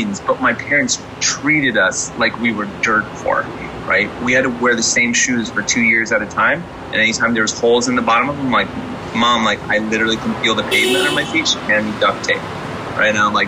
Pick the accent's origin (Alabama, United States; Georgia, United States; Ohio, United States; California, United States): California, United States; Inland Empire, Southern; I grew up in the Inland Empire, so we used to go to shows at the Barn, at the Showcase, Coos Cafe in Santa Ana.